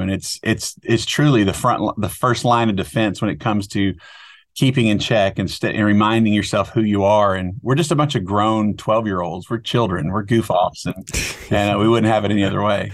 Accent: outside of Dallas, Texas, United States; I grew up outside of Dallas, Texas

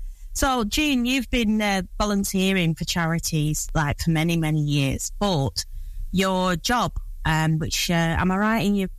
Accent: Blackburn, North West England, United Kingdom; moved away as an adult; also born or lived in Boston; I was born in Blackburn.

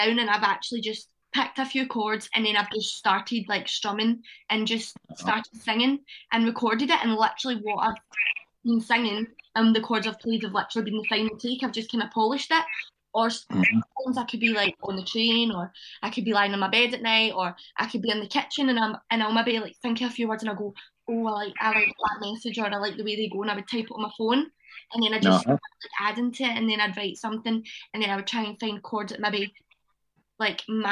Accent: Johnstone, Scotland, United Kingdom; my hometown, Johnston.

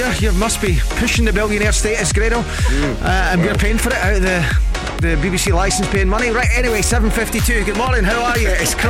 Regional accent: Scotland, United Kingdom; accent: Scottish; I'd have got a kicking if it wasn't for my Scottish accent.

